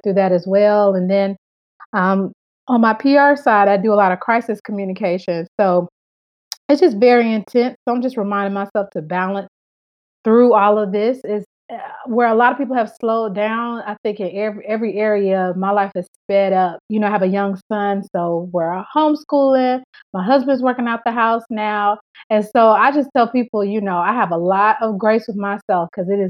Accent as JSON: {"language": "English", "town": "Atlanta", "region": "Georgia", "country": "United States", "tie": "born or raised there", "also_born_or_lived": "Memphis", "moved": "as an adult", "lives_now": "Fort Lauderdale, United States", "said": "I'm born and raised in Atlanta. Atlanta will always be my home"}